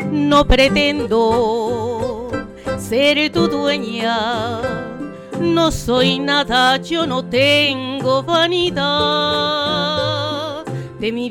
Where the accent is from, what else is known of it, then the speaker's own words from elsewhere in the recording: Estación Ruiz, Nayarit, Mexico; now in Tijuana, Mexico; El mes que viene va a ser 20 años que llegué yo aquí a Tijuana, desde Estación Ruiz Nayarit.